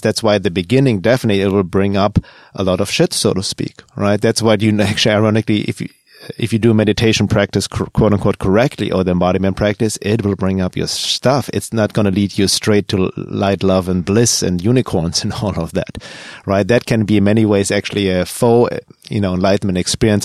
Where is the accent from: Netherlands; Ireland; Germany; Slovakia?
Germany; moved away; Growing up in Germany